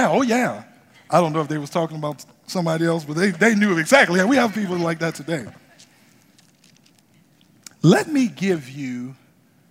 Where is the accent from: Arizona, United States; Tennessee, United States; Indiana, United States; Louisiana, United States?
Louisiana, United States; New Orleans; moved away; I'm from New Orleans, right? And grew up in the projects of New Orleans